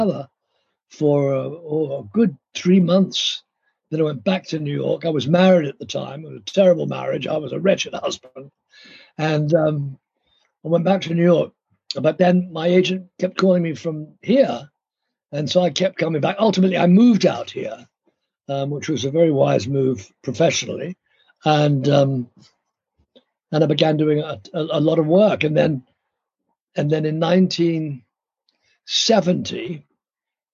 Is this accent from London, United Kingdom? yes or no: yes; London, United Kingdom; moved away; I grew up in London with wonderful parents